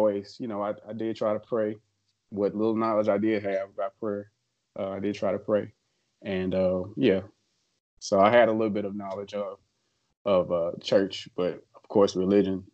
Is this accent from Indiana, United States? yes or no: no; Memphis, Tennessee, United States; I grew up in Memphis my whole life.